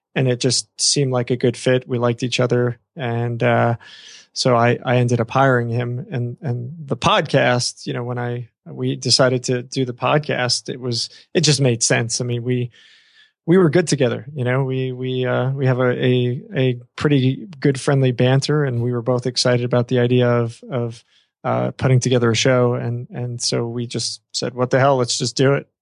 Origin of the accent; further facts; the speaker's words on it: New York, United States; I come from New York.